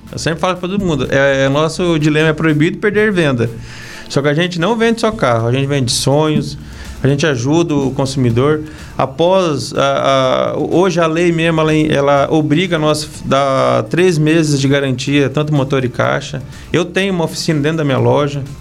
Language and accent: Portuguese; Nova Esperança, Paraná, Brazil; now in Castro, Brazil; da região de Maringá, Nova